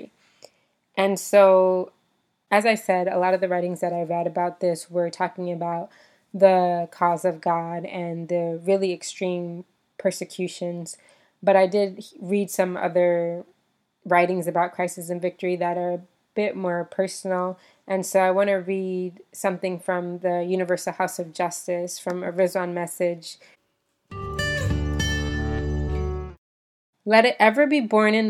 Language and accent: English; United States; moved away as an adult; growing up in the United States